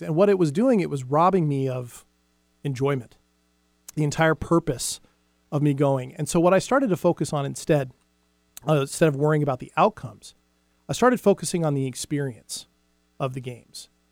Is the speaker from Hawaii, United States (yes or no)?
yes; Big Island, Hawaii, United States; moved away; I was about seven years old, and I lived in Hawaii at the time, and I lived on the Big Island